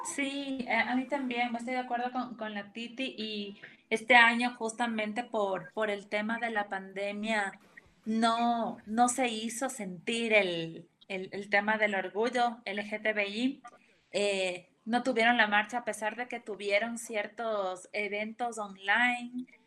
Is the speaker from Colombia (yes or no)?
no; Ecuador; como ecuatorianos